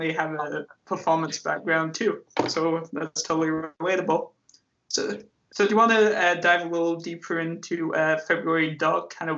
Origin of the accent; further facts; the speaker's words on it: England, United Kingdom; moved away; I'm originally from England